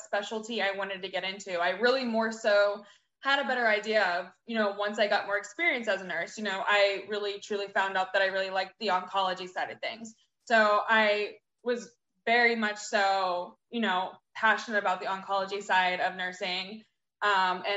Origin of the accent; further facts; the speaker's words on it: Pittsburgh, Pennsylvania, United States; moved away as an adult; now in Austin, United States; I'm originally from Pittsburgh, Pennsylvania. I moved to Austin, Texas in April of 2018